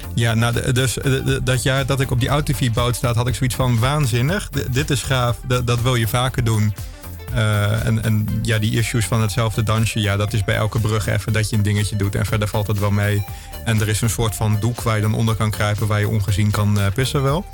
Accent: Meppel, Drenthe, Netherlands; moved away; Meppel, waar ik vandaan kwam

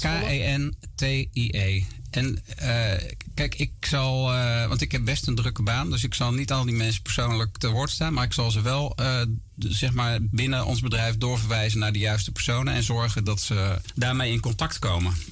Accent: Gorinchem, South Holland, Netherlands; now in near Amersfoort, Netherlands; Ik ben opgegroeid en geboren in Gorkum plaatsje aan de rivier de Merwede

